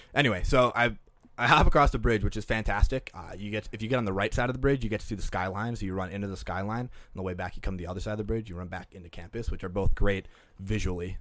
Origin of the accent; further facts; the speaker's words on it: Green Bay, Wisconsin, United States; now in Minneapolis, United States; I'm from Green Bay, Wisconsin, which you can get anywhere in fifteen minutes